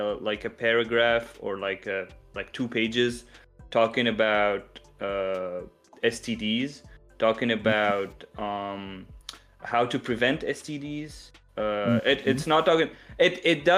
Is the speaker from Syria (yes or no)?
yes; Syria; even in my country where I come from, I come from Syria